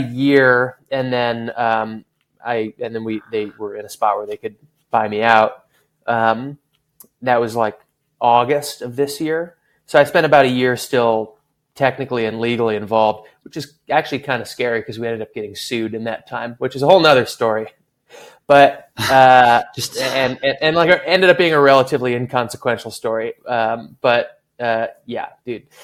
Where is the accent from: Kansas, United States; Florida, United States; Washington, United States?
Washington, United States; Seattle; moved away as an adult; also born or lived in California; I'm from Seattle, but I spent the last oh. quite a while in in California, um, college and post college